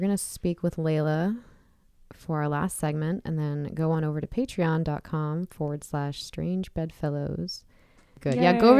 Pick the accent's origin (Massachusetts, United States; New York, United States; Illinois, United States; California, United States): California, United States; San Diego County; I grew up in San Diego County.